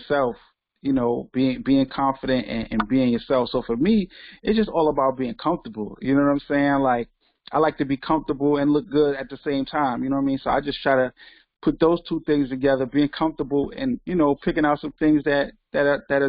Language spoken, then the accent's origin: English; New York City, New York, United States; I'm from Brooklyn, New York